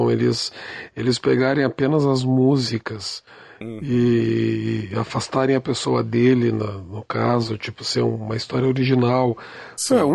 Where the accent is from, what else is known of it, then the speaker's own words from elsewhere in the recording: São Paulo, Brazil; Veja a gente é de São Paulo